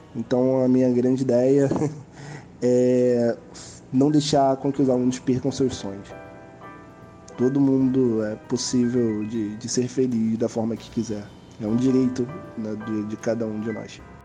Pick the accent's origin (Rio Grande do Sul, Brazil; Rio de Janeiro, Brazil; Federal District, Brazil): Rio de Janeiro, Brazil; sou do Rio de Janeiro